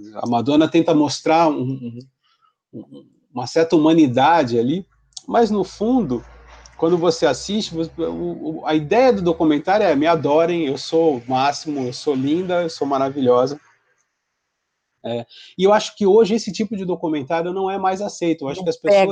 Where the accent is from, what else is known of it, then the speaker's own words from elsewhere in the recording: Santos, São Paulo, Brazil; eu sou de Santos